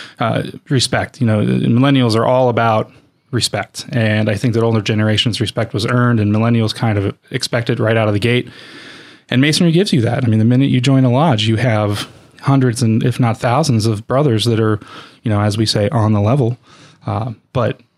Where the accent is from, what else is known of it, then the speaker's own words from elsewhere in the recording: Erie, Pennsylvania, United States; I grew up in Erie, PA